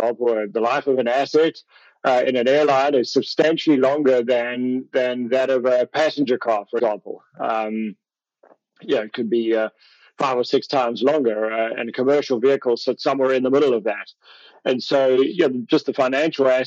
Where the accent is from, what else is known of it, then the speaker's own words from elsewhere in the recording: South Africa; moved away as an adult; also born or lived in Europe / Canada; now in United States; I come from South Africa